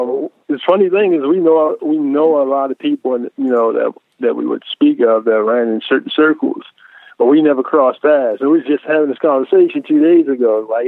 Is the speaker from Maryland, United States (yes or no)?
yes; Baltimore, Maryland, United States; So I was born and raised in Baltimore